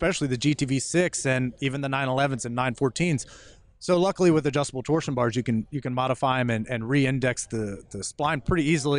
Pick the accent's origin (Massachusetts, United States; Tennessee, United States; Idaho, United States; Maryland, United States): Maryland, United States; Frederick; also born or lived in Gaithersburg, Maryland; Born and raised right in Frederick, Maryland. I was born in Gaithersburg, Maryland, but right up the street, not too far away. We've been there ever since.